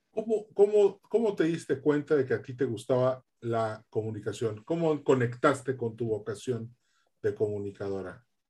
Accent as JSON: {"language": "Spanish", "region": "Yucatán", "country": "Mexico", "also_born_or_lived": "Monterrey, Nuevo León", "said": "yo soy mitad yucateco, mitad regiomontano"}